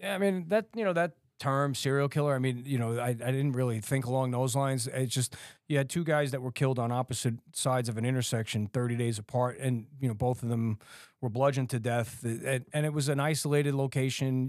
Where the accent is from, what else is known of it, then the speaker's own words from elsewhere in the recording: New York City, New York, United States; growing up in Staten Island, you know, it's, it's New York